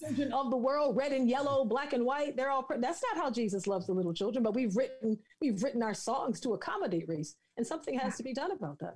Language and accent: English; the South, United States; I'm from the South